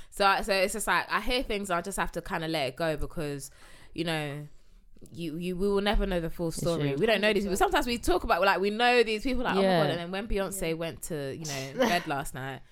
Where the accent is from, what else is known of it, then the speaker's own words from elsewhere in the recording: Ghana; Like if I got with a Ghanaian man, I'm from Ghana.